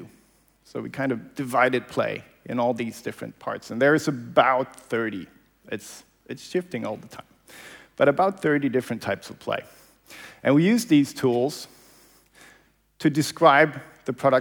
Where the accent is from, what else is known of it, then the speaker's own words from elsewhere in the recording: Malmö, Skåne, Sweden; this is my hometown. So this is where I grew up, Malmö